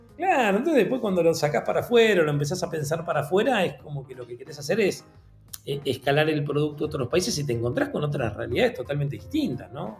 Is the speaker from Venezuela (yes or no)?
no; Argentina; yo soy argentino